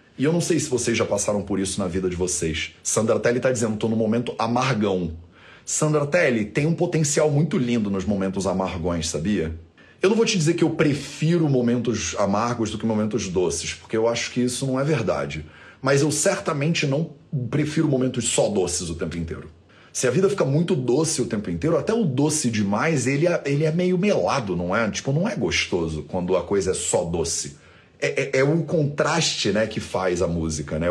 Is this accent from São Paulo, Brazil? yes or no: no; Rio de Janeiro, Brazil; eu passei grande parte da minha infância na Ilha do Governador, no Rio de Janeiro